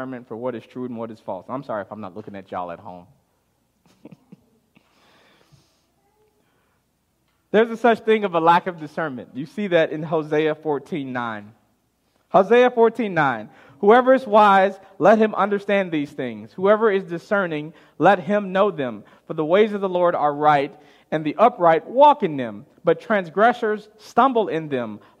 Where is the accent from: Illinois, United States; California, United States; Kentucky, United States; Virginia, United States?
Illinois, United States; Chicago; growing up in Chicago